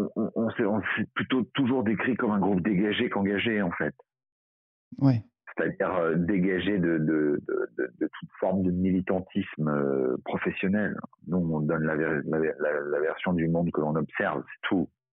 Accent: Paris, Île-de-France, France; je, suis parisien

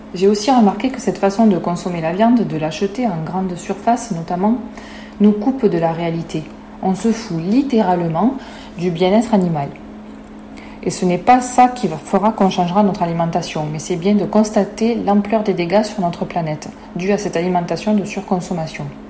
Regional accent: France; chez nous en France, en Europe

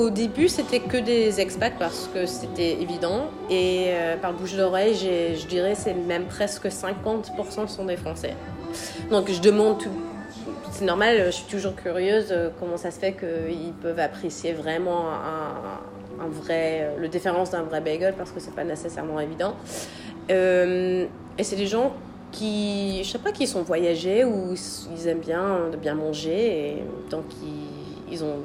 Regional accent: Pennsylvania, United States; home, euh, c'est les États-Unis. Euh, moi, je viens de Pennsylvanie. Donc, c'est juste à côté de New York.

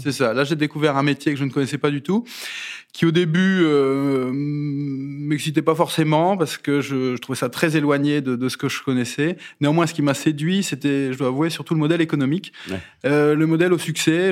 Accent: the North, Hauts-de-France, France; moved away as an adult; now in Rueil-Malmaison, France; je suis du Nord

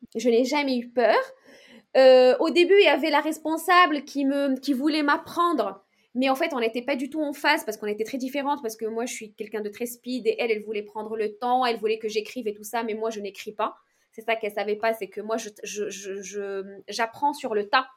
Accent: Meknes, Fès-Meknès, Morocco; moved away as an adult; now in France; j'ai grandi au Maroc

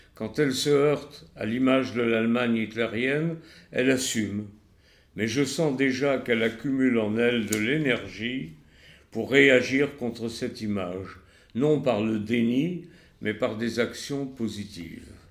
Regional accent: France; moi en tant que juif et français

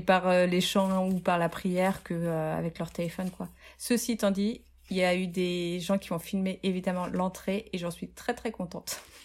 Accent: Reims, Grand Est, France; je viens de Reims

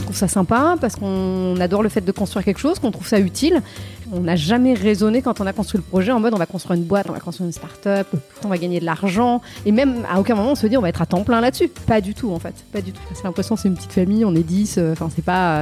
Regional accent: Yvelines, Île-de-France, France; j'ai grandi dans les Yvelines

